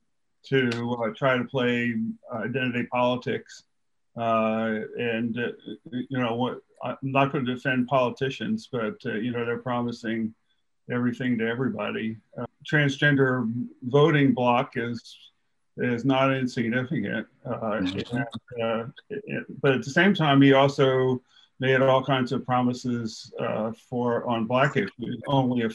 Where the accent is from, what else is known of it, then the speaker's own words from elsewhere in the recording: New Jersey, United States; I'm from South Jersey